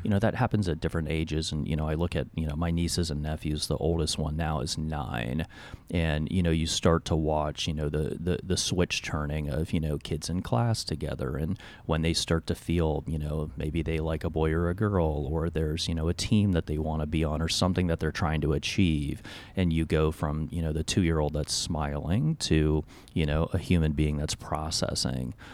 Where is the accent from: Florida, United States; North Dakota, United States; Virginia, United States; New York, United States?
Virginia, United States; Alexandria; I grew up in Alexandria, Virginia